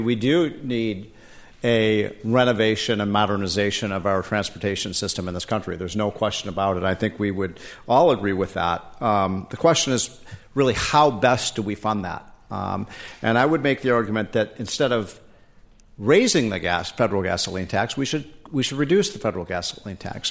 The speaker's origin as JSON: {"language": "English", "region": "Illinois", "country": "United States", "tie": "born or raised there", "also_born_or_lived": "Washington, D.C. / Virginia", "moved": "yes", "said": "In Illinois, my home state"}